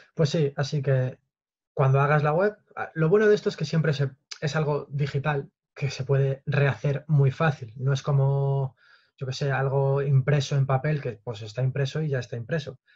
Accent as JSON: {"language": "Spanish", "town": "Toledo", "region": "Castilla-La Mancha", "country": "Spain", "said": "yo soy de Toledo"}